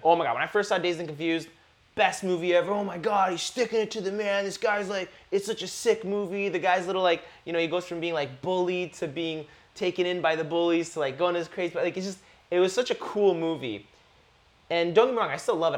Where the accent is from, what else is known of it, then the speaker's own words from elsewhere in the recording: Canada; I grew up in Canada. I was blessed to grow up in Canada